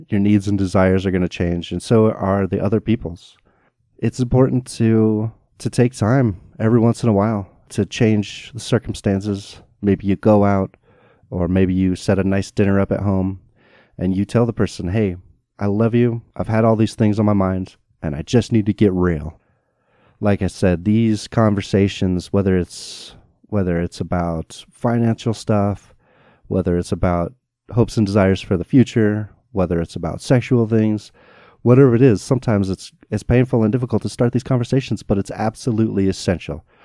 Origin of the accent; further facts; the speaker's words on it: United States; I was raised in America